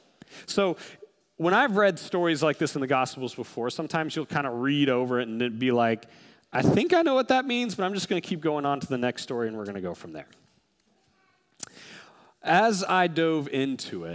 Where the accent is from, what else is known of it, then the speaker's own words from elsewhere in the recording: United States; being an American